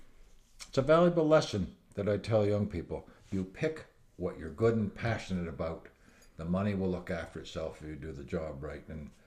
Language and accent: English; Hamilton, Ontario, Canada; moved away as an adult; also born or lived in British Columbia; Well, growing up in the Hamilton area